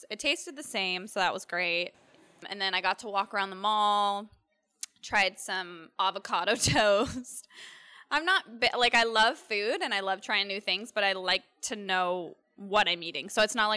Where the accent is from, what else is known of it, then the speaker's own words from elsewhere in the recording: Florida, United States; I'm from Florida.